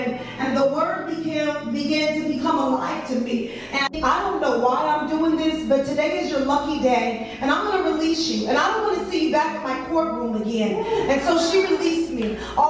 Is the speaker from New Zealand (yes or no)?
no; San Diego, California, United States; moved away as an adult; now in Atlanta, United States; I'm originally from San Diego, California. I moved to Atlanta, Georgia, 9 years ago